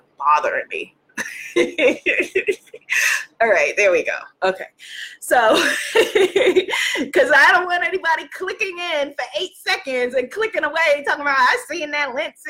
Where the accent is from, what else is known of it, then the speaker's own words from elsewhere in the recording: New York, United States; I'm from New York. I'm Caribbean. I'm African-American